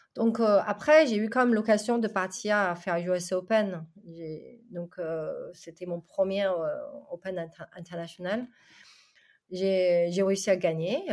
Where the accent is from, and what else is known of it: China; born or raised there; French is a second language; moved away as an adult; now in France